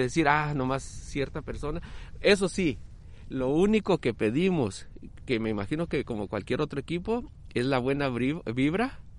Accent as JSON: {"language": "Spanish", "town": "Tijuana", "region": "Baja California", "country": "Mexico", "tie": "born or raised there", "also_born_or_lived": "Jalisco", "said": "soy de Jalisco, pero criado en Tijuana desde los ocho años."}